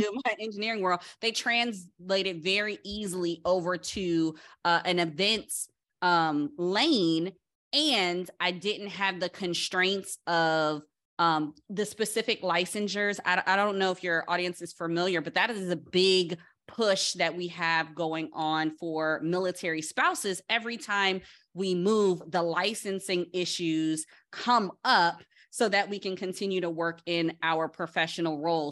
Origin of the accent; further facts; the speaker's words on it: Paterson, New Jersey, United States; growing up in Patterson, New Jersey, that's really close to New York